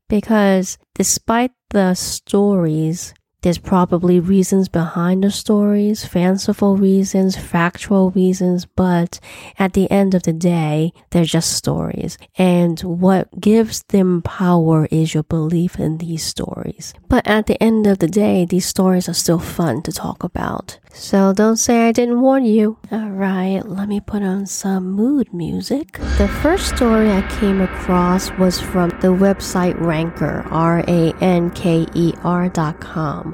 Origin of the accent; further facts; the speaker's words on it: New York City, New York, United States; I was born here in the United States, specifically in New York City